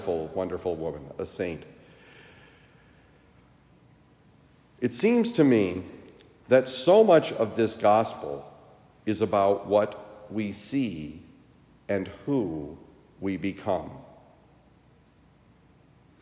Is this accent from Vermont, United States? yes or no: yes; Vermont, United States; I grew up in Vermont